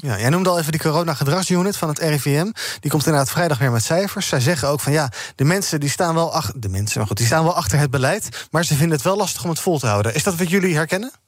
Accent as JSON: {"language": "Dutch", "town": "Gouda", "region": "South Holland", "country": "Netherlands", "tie": "born or raised there", "said": "mijn geboortestad Gouda"}